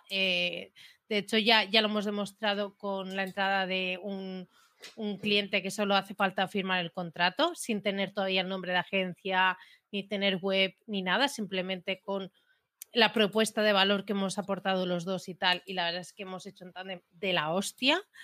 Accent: Premià de Mar, Catalonia, Spain; Soy catalana

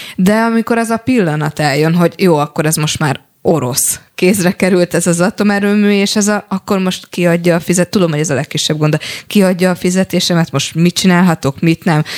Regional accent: Paks, Tolna, Hungary; én paksi vagyok

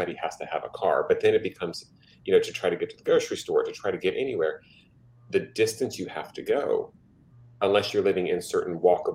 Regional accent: East Coast, United States; now in California, United States; I'm born and raised on the East Coast. And so I never even owned a car until I moved out to California

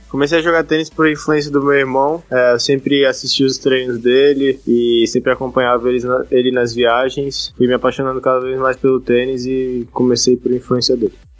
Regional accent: Recife, Pernambuco, Brazil; nasci em Recife, Pernambuco

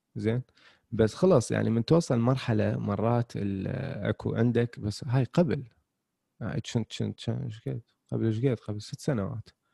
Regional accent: Iraq; احنا عندنا بالعراق

